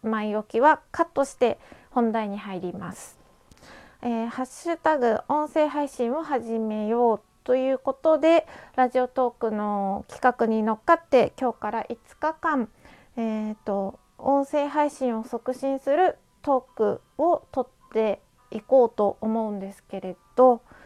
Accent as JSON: {"language": "Japanese", "country": "Japan", "tie": "born or raised there", "accent": "strong regional accent (訛り)", "said": "私はこんな田舎でこんなに鉛が濃く残ってる地域にで育った"}